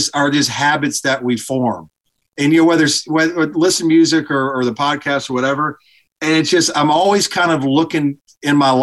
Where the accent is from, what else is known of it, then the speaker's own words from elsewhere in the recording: Alabama, United States; Grew up in Alabama